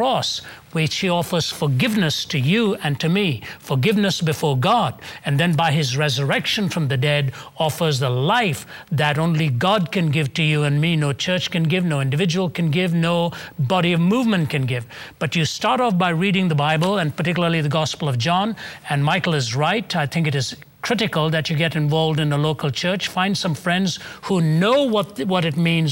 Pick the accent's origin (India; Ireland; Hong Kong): India; moved away as an adult; also born or lived in Toronto, Canada; now in Atlanta, United States; I was born and raised in India till I was about 20 years old, and then my parents emigrated to Canada.